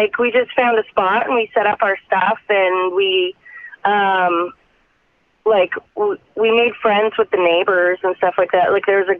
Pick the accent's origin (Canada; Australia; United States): Canada; As a Canadian, yeah.